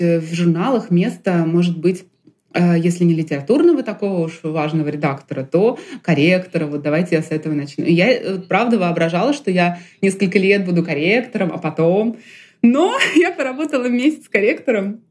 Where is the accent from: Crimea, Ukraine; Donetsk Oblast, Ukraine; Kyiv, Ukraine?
Kyiv, Ukraine; moved away as an adult; also born or lived in Russia; now in Moscow, Russia; я родилась в России и жила первые несколько лет в России, в Киеве оказалась просто в детстве с, с мамой